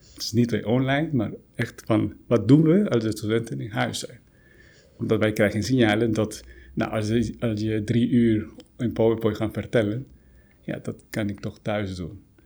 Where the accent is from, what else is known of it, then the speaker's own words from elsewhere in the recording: Guatemala; now in Netherlands; oorspronkelijk kom ik uit Guatemala.